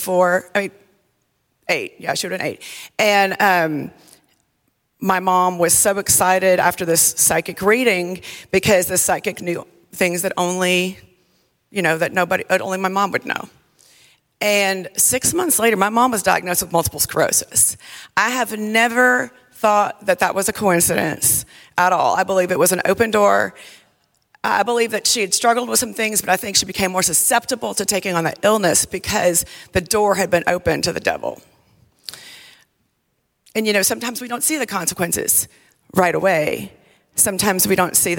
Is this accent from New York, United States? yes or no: no; South Louisiana, United States; I grew up in South Louisiana